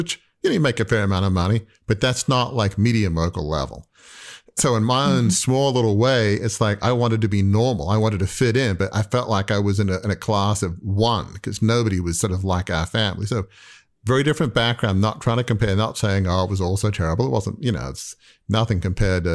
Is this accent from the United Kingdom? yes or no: no; Australia; I grew up in Australia from a very wealthy, affluent, you know, 150-year-old media dynasty